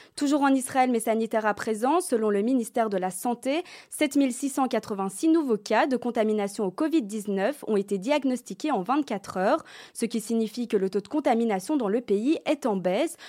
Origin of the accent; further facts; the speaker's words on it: Belgium; chez nous en Belgique